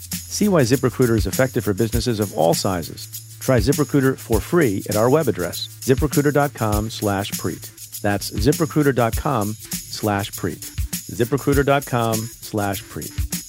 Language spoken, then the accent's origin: English; Eatontown, New Jersey, United States; Mine is Eatontown, New Jersey.